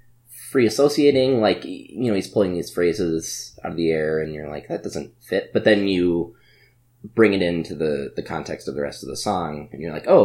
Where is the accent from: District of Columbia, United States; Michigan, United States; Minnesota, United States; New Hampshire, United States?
Minnesota, United States; being from Minnesota, he was born in Hibbing, Minnesota, up in the Iron Range. And we try to claim him as a Minnesotan.